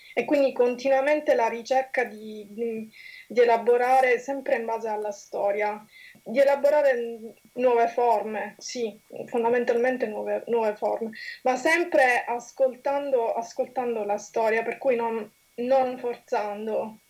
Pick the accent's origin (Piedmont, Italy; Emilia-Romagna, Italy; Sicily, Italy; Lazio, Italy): Sicily, Italy; accent: Sicilian; moved away as an adult; now in London, United Kingdom; come si può sentire anche dal mio accento, sono di origini siciliane